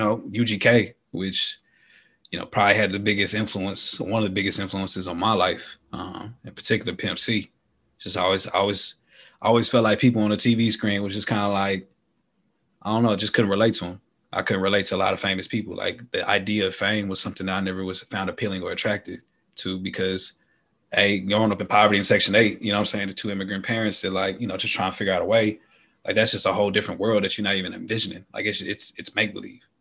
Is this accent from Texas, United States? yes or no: yes; Dallas, Texas, United States; I'm from Texas. I'm from Dallas